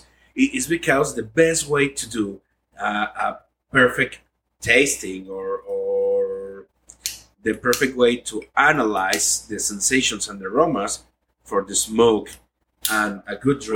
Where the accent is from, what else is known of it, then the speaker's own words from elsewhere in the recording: Jalisco, Mexico; first language Spanish; English is a second language; I'm from Jalisco, the land of tequila and mariachi.